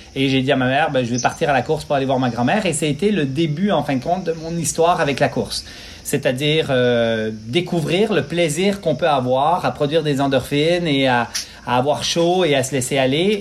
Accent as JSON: {"language": "French", "region": "Quebec", "country": "Canada", "tie": "born or raised there", "also_born_or_lived": "Switzerland", "said": "Je suis né en Suisse euh, en 1973, immigré au Lac-Saint-Jean, deux heures au nord de la ville de Québec, au Québec. Et en fin de compte, euh, ben, j'ai grandi sur une ferme là-bas"}